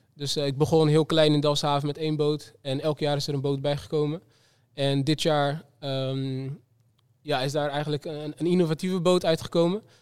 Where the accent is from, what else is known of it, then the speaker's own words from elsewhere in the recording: Rotterdam, South Holland, Netherlands; Rotterdam, de stad waar ik vandaan kom. waar ik ben geboren en getogen.